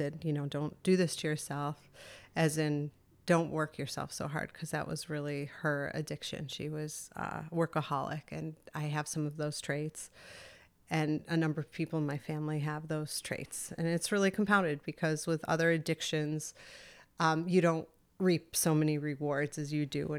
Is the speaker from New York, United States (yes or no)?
yes; Endicott, New York, United States; I grew up in Endicott, New York.